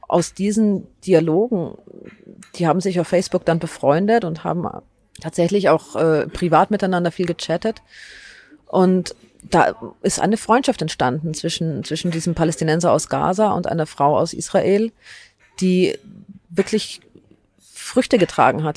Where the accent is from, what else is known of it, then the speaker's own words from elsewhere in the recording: Germany; dass ich hier in Deutschland aufgewachsen bin